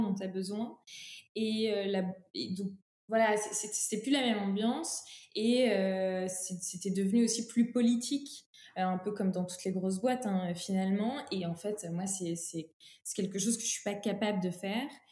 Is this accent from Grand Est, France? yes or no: yes; Troyes, Grand Est, France; je suis originaire de Troyes, qui est un bastion historique du textile français, euh, pas très loin de, de Paris, en Champagne-Ardenne.